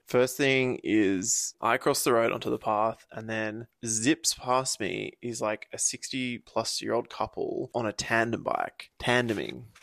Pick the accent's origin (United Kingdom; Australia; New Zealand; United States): Australia; Byron Bay, New South Wales; So when I grew up in Byron, I both had a long board and a razor scooter.